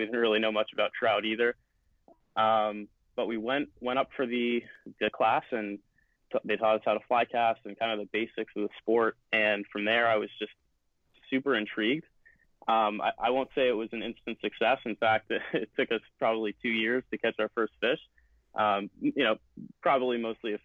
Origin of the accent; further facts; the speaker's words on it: about an hour north of Boston, Massachusetts, United States; now in Boston, United States; 21, I'm from Boston. Grew up about an hour north, and now obviously go to school in Boston